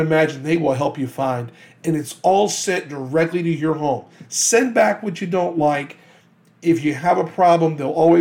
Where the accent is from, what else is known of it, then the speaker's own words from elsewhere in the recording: Hammond, Louisiana, United States; moved away; I'm originally from Hammond, Louisiana